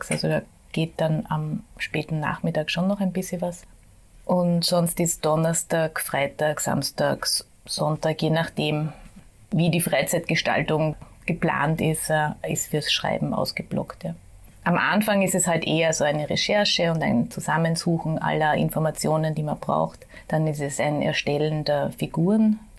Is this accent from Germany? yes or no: no; Vienna, Austria; habe mein ganzes Leben lang, also 52 Jahre bis jetzt hier gelebt